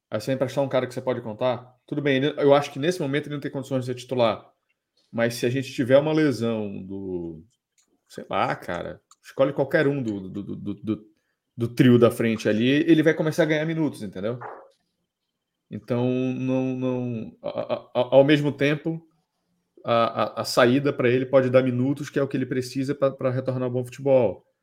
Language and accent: Portuguese; Belém, Pará, Brazil; moved away; Lá na minha cidade tinha assim. um das antigas, tinha um Xodó também, lá em Belém.